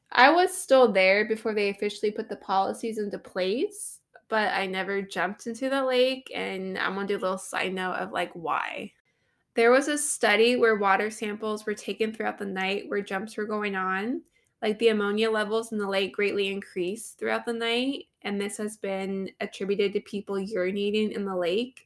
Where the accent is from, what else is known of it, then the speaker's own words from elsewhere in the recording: Columbus, Ohio, United States; my hometown is Columbus, Ohio